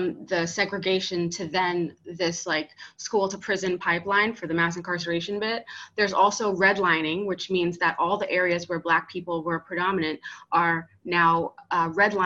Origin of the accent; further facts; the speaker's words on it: New York, United States; now in South Florida, United States; I'm from New York. I now live in South Florida